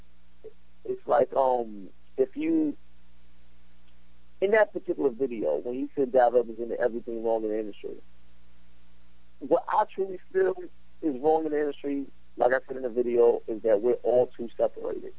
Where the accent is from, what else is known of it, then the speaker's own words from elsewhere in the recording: New York City, New York, United States; I'm from Brooklyn. I'm from East New York. I'm from the streets.